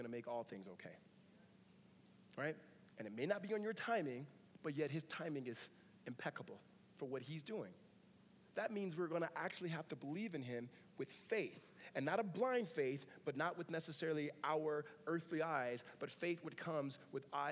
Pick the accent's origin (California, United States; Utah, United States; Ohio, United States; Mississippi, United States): California, United States; Southern; Grew up in Southern California.